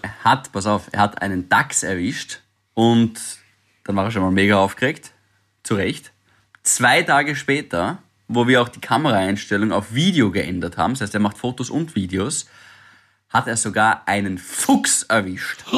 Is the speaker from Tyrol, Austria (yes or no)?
no; Styria, Austria; als Steirer